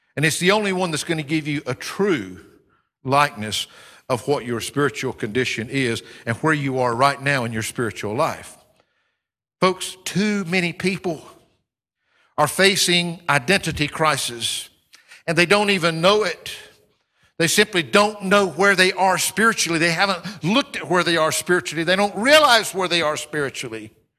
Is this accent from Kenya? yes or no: no; United States; now in United Kingdom; part of my identity today, like it or not, is that I'm an American, because that's where I come from